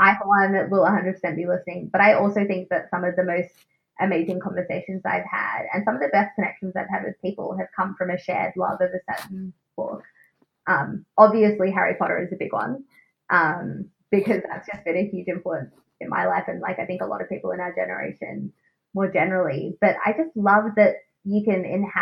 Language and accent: English; Australia; accent: Australian; my Australian accent